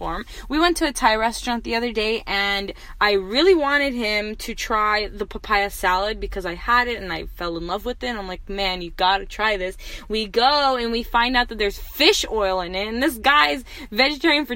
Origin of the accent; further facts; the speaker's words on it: Turkey; I'm from Turkey